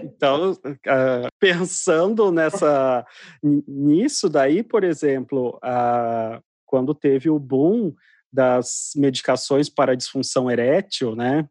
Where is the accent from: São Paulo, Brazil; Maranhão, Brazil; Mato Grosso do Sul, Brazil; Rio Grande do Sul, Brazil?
Mato Grosso do Sul, Brazil; eu sou do, do interior, né? sou do Mato Grosso do Sul